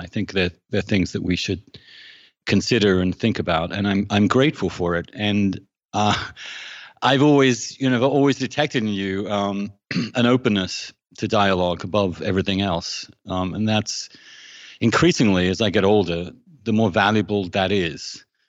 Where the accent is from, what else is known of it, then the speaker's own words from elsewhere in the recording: England, United Kingdom; moved away; I grew up in England um, in the 70s and 80s